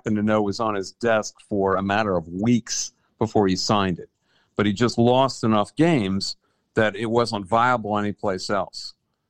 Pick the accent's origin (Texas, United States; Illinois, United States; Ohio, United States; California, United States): Ohio, United States; Columbus; I grew up in Columbus.